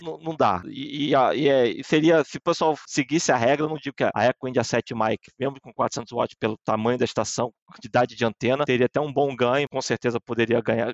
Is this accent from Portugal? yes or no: no; Brazil; now in Netherlands; apesar de eu estar na Holanda e competir pela Holanda, eu também sou brasileiro.